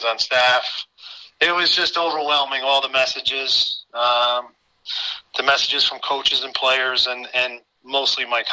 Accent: Watervliet, New York, United States; now in Guilderland, United States; I was born and raised in Waterville

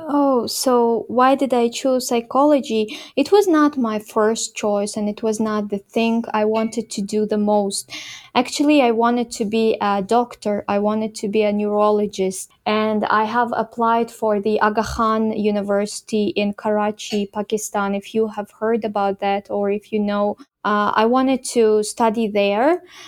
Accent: Khorog, Gorno-Badakhshan, Tajikistan; moved away as an adult; now in Kyrgyzstan; the place where I grew up in Horog

